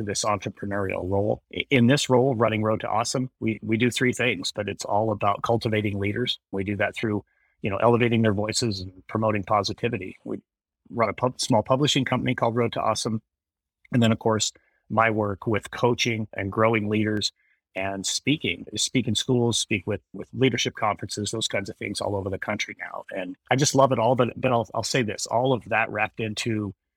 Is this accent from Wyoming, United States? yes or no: yes; Wyoming, United States; moved away as an adult; also born or lived in Kingman, Arizona; we moved back to my home state of Wyoming